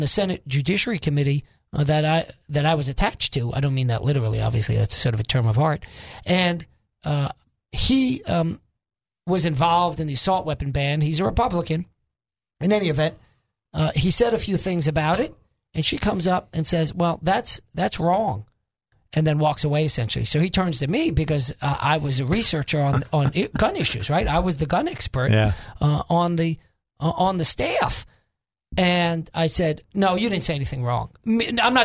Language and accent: English; New York, United States; moved away; I am originally a New Yorker